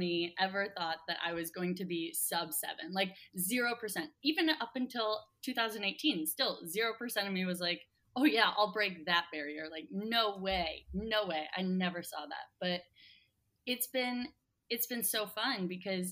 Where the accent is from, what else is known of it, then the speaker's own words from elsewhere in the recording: Columbus, Ohio, United States; also born or lived in Wisconsin; my hometown too, of Columbus. So I came back to Ohio